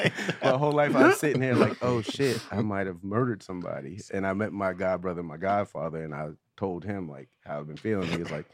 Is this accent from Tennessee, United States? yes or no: no; New York, United States; I'm from New York.